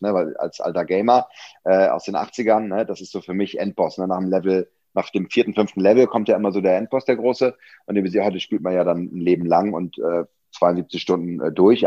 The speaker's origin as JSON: {"language": "German", "region": "Hamburg", "country": "Germany", "tie": "born or raised there", "moved": "as an adult", "lives_now": "Berlin, Germany", "said": "Ich bin ja auch äh, äh waschechter Hamburger"}